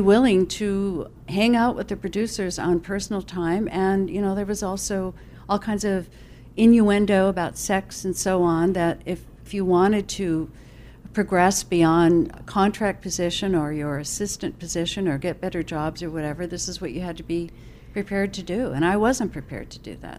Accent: Toledo, Ohio, United States; moved away as an adult; I was born in Toledo

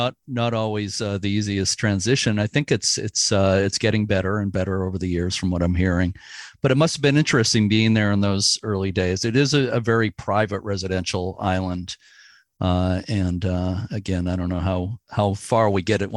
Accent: Lynn, Massachusetts, United States; I grew up in Lynn, right near there

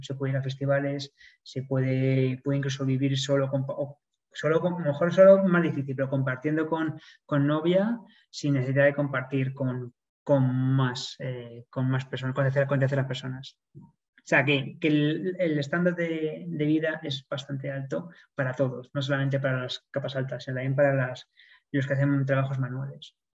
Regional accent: Spain; moved away as an adult; also born or lived in Sydney, Australia; como buen español que soy.

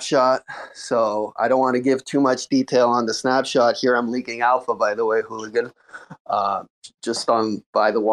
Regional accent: Montreal, Quebec, Canada; I'm also from Montreal

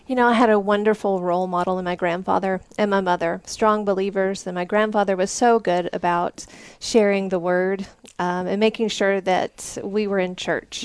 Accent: Vincent, Alabama, United States; now in Colorado, United States; Vincent, Alabama, and that's about 30 miles south of Birmingham.

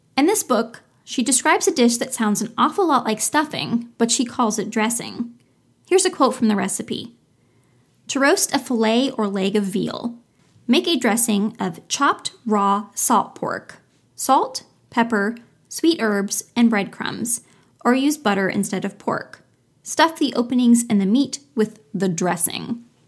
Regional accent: Florida, United States; my home state, Florida

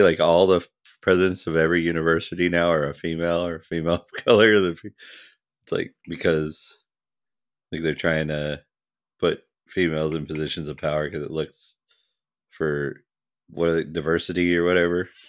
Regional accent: United States; I'm an American

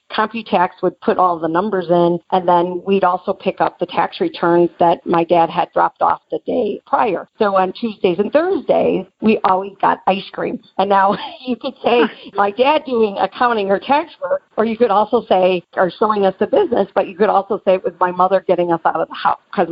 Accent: Chicago, Illinois, United States; I'm from Chicago and I lived at Georgetown for the summer.

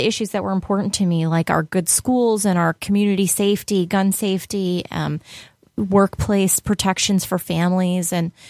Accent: Buffalo, New York, United States; I'm American. I was born and raised in Buffalo

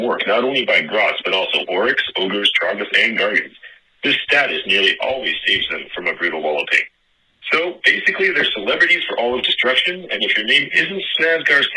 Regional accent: Canada; As a Canadian

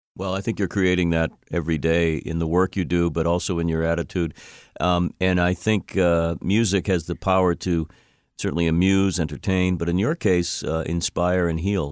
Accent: Boston, Massachusetts, United States; I'm a Bostonian, and this is where the podcast emanates from.

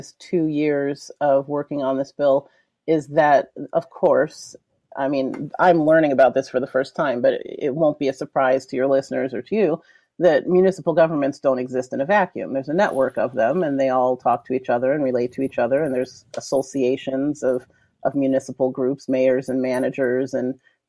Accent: East Coast, United States; now in Elmhurst, United States; I'm from the East Coast originally

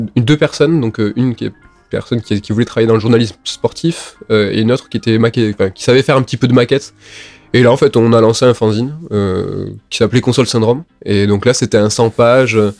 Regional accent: Toulouse, Occitania, France; nous, on est de Toulouse, on n'est pas de Paris

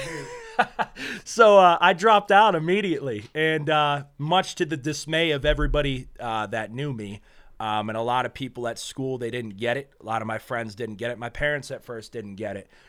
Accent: Western New York, United States; moved away; also born or lived in Nashua, New Hampshire / Meadville, Pennsylvania; I was born in New Hampshire, but I was raised in New York, uh, just a small town in New York.

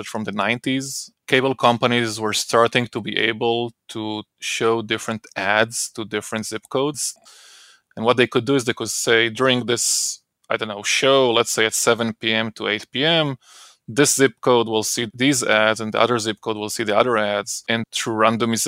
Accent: Israel; moved away as an adult; now in United States; I grew up in Israel

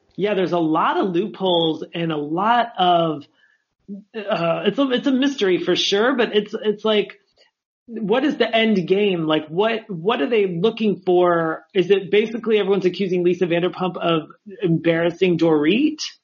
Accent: Los Angeles, California, United States; I was the only person there that was from

